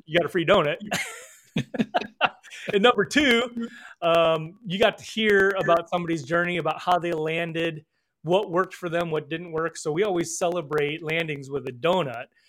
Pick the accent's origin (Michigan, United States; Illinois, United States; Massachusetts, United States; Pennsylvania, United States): Illinois, United States; northern; also born or lived in Seoul, South Korea; grew up in northern Illinois.